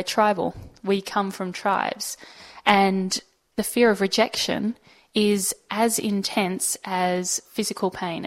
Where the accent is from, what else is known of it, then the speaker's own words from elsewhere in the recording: Sydney, New South Wales, Australia; I was born in Sydney, in Pymble